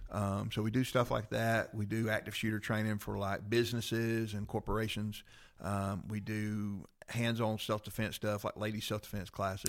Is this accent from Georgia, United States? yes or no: yes; Rome, Georgia, United States; I grew up in Rome. I went to Coosa.